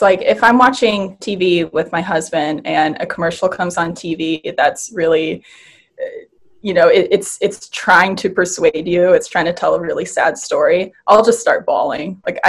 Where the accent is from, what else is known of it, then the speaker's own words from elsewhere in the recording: Wisconsin, United States; moved away as an adult; now in Los Angeles, United States; So when I was 19, I moved from Wisconsin to LA. And I did it by myself without knowing anybody.